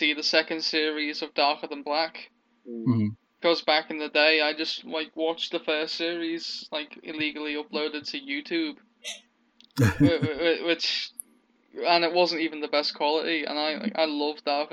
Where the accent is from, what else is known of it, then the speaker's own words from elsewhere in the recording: England, United Kingdom; I grew up in England